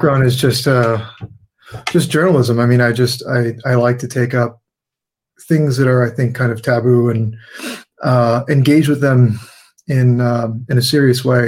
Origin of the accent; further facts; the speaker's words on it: San Diego, California, United States; I grew up in San Diego, California